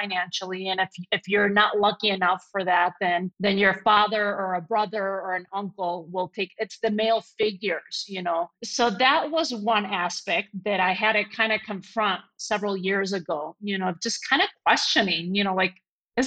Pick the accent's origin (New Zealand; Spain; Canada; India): Spain; Madrid, Community of Madrid; first language Spanish; English is a second language; now in United States; born and raised in Madrid